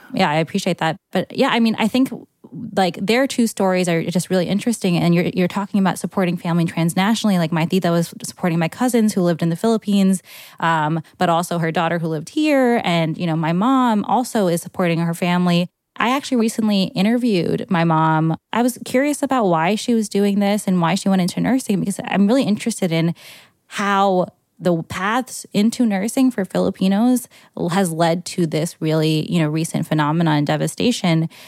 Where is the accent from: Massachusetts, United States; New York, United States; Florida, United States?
New York, United States; New York